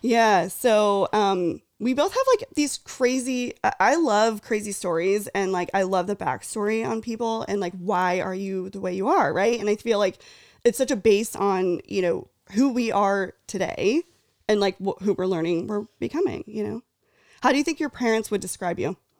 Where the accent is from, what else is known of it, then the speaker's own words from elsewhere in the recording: near Fresno / Ventura, Central California, United States; I grew up in Central California, originally near Fresno, Clovis, Fresno, shout out. And then my family grew, uh, moved to Ventura